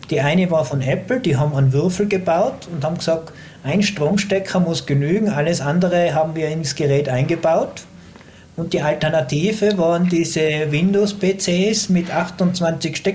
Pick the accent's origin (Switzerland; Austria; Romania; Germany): Austria; Tyrol; Aber als Tiroler haben wir natürlich auch die Chance.